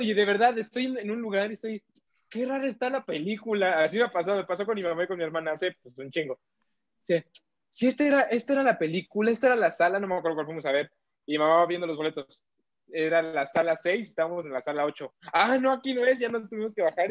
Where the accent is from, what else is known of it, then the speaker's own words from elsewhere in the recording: Mexico; todos somos a huevo mexicanos